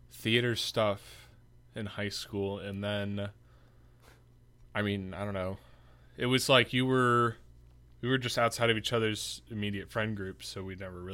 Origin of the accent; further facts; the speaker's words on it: Birmingham, Michigan, United States; also born or lived in Indianapolis, Indiana; I'm Pomo. I was born in Indianapolis, Indiana, but... didn't really grow up around there. Grew up in Birmingham, Michigan.